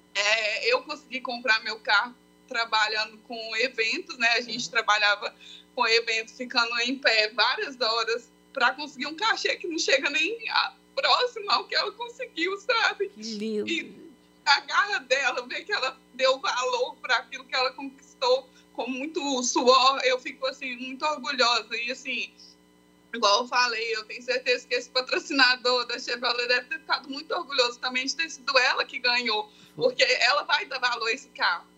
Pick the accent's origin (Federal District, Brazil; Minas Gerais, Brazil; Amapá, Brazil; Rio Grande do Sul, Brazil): Minas Gerais, Brazil; Esmeraldas; now in Belo Horizonte, Brazil; nós nascemos em Esmeraldas, né? Ah. Mas aí nós moramos em BH.